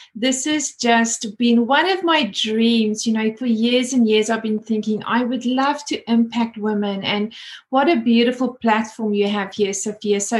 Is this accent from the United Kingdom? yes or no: no; South Africa; moved away as an adult; now in Australia; As you can hear my accent, I moved over from South Africa about 20 years ago and absolutely love living here in Australia.